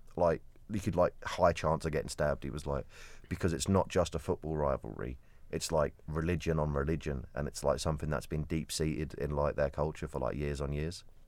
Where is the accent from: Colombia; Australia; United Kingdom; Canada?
United Kingdom; Kent, South East England; I'm not quite Cockney though, I'm, I'm from Kent